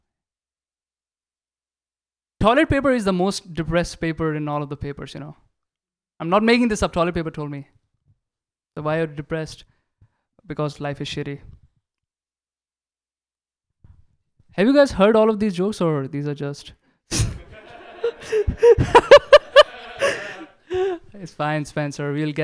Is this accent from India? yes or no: yes; India; now in United States; I'm from India